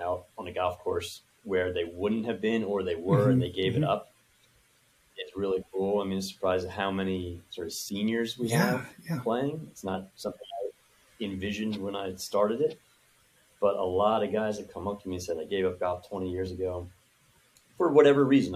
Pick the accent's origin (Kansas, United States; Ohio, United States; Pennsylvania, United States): Pennsylvania, United States; Philadelphia; I grew up in Philadelphia